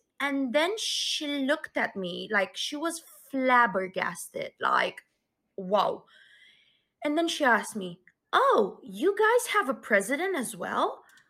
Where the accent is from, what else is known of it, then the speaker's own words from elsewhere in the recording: Romania; moved away as an adult; now in England, United Kingdom; I was born and raised in Romania, but I've been living in England for like 3 years now.